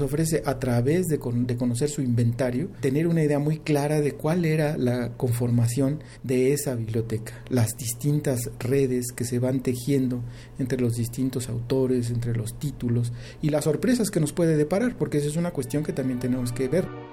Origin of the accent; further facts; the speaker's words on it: Mexico; para nosotros como mexicanos, herederos de esta tradición cultural